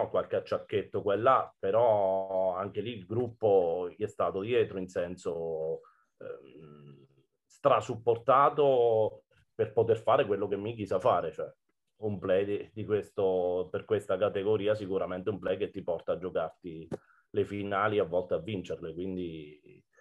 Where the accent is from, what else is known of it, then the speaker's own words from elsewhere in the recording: Fabriano, Marche, Italy; born there; perché di fatto sono nato a Fabriano, ma non alleno a Fabriano da 11 anni